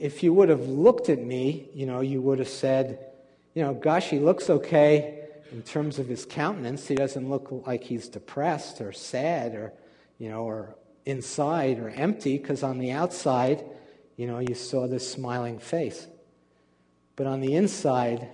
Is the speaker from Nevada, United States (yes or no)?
no; New York, United States; I was born and raised in a Jewish family in New York